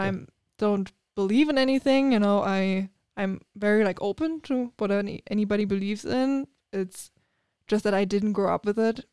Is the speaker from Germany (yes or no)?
yes; Germany; English is a second language; moved away as an adult; now in United States; so I grew up in Germany